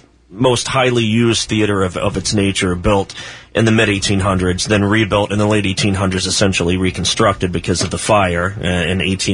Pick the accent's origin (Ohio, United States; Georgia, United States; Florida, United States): Ohio, United States; Chillicothe; I'm from Chillicothe.